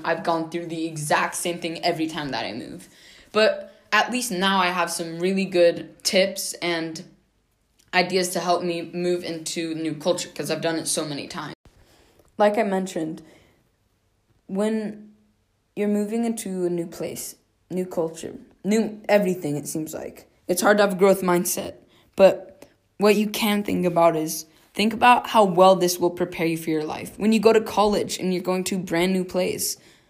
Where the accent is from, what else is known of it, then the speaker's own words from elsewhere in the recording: United States; accent: American; For me, sometimes it's really difficult to say where I'm from because I'm American, yes, but I haven't lived there my entire life. And I do have an American accent, but I'm also learning a lot of different languages.